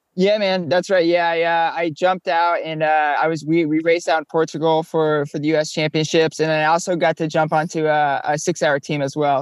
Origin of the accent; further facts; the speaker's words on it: Florida, United States; moved away as an adult; also born or lived in Colorado / Oklahoma; now in New York City, United States; We grew up down here in Florida.